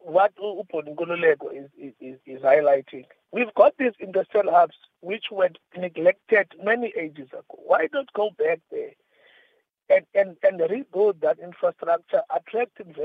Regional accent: King William's Town, Eastern Cape, South Africa; I'm from Edinburgh, King Williamstown.

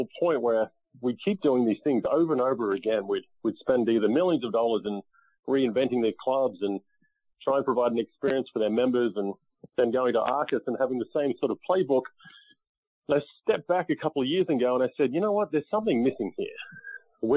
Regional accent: Australia; moved away as an adult; now in United States; I grew up in Australia playing golf and then moved to the U.S. In 2001.

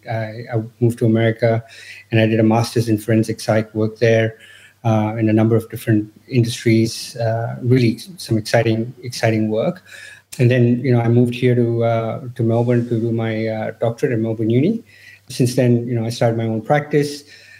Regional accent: India; moved away; I'm originally from India.

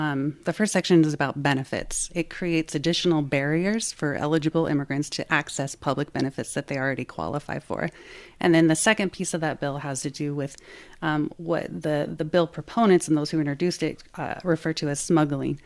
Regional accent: Iowa, United States; I grew up in Iowa

